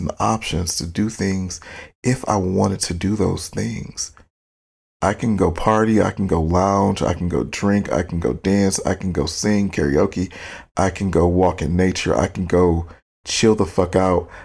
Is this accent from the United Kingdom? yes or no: no; Detroit, Michigan, United States; moved away as an adult; now in Los Angeles, United States; I'm from Michigan. I love being born and raised in Michigan. It's a beautiful state, gorgeous, amazing history, especially coming from Detroit